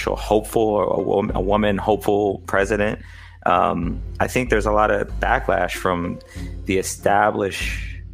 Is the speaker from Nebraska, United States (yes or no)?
no; Indianapolis, Indiana, United States; I grew up in Indianapolis.